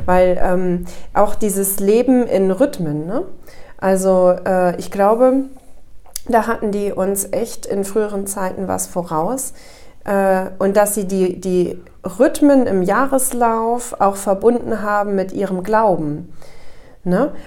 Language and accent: German; Northern Germany, Germany; moved away as an adult; also born or lived in Offenbach-Bieber, Hesse; Ich bin dann ja als Norddeutsche in, äh, in diesen Stadtteil gekommen